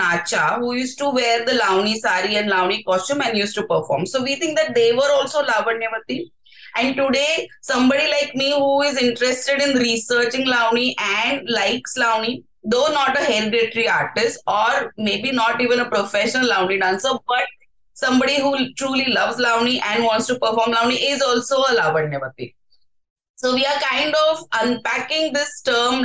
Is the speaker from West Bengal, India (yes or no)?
no; Mumbai, Maharashtra, India; I'm from Bombay